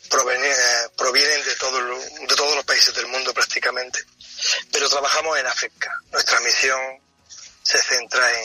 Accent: Granada, Andalusia, Spain; moved away as an adult; also born or lived in Niger; now in Benin; Pues yo soy de Granada. Tengo 56 años. Llevo 32 años en África, que llegué. He estado en periodos en España

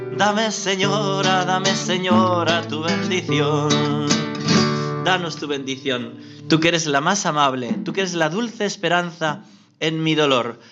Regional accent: Navarre, Spain; yo soy navarro, mi hermana también es navarra

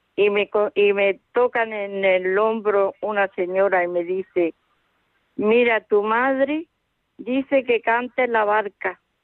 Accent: a village in Zamora, Castile and León, Spain; now in Madrid, Spain; Soy de un pueblo de Zamora, estoy aquí ahora aquí nací, yo vivo en Madrid

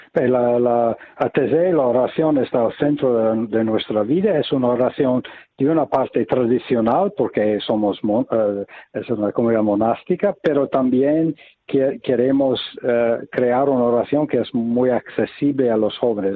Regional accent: United States; now in Taizé, France; Yo vengo de los Estados Unidos

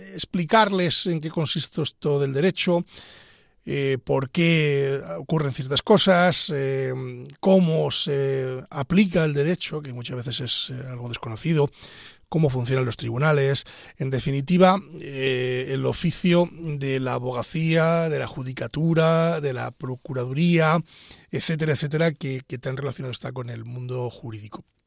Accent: Pedro Bernardo, Castile and León, Spain; soy abogado de Ávila, concretamente de Pedro Bernardo

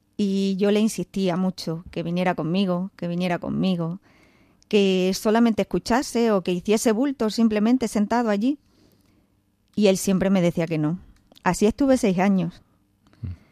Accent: Don Benito, Extremadura, Spain; moved away; me tuve que ir a hacer las prácticas a Don Benito, a mi pueblo

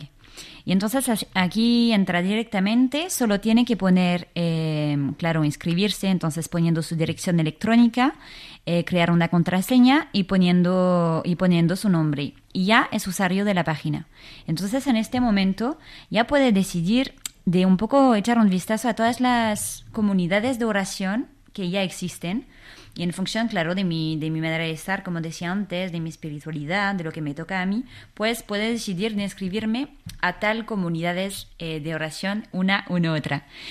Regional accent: Versailles, Île-de-France, France; Spanish is a second language; moved away as an adult; now in Spain; yo soy de Versalles entonces, em, claro, siempre crecí en, en, una familia católica

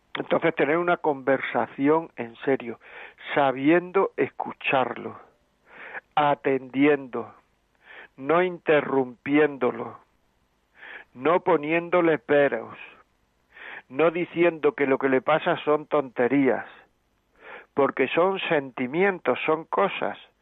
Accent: Granada, Andalusia, Spain; moved away; also born or lived in Castile and León; Yo soy de Granada

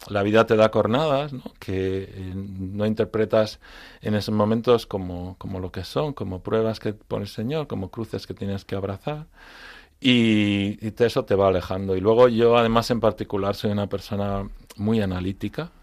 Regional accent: Madrid, Community of Madrid, Spain; also born or lived in Frankfurt, Germany; now in Madrid, Spain; yo soy madrileño, pero de raíces gallegas

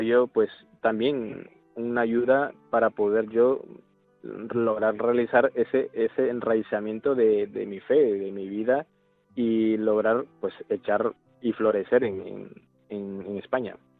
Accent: Managua, Nicaragua; now in Huesca, Spain; soy de la, de la propia capital, Managua, y mi parroquia del barrio donde yo vivo se llama Cristo Resucitado

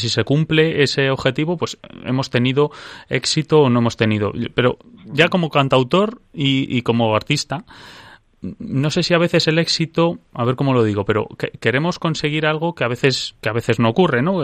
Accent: Madrid, Community of Madrid, Spain; que habla de Madrid, que es mi pueblo y el suyo

